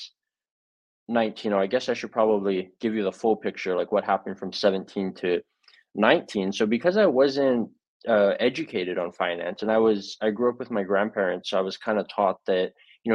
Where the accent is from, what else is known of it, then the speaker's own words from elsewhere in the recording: Hawaii, United States; I was born and raised in Hawaii